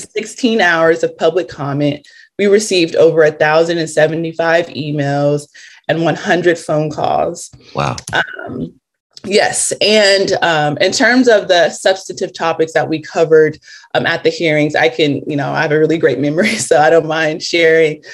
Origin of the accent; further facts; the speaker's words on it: Los Angeles, California, United States; I'm from Los Angeles, California